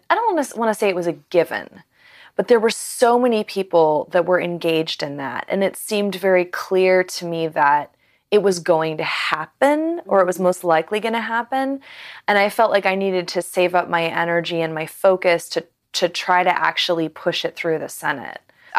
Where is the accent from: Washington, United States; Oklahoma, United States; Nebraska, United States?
Washington, United States; Seattle; Seattle, Washington.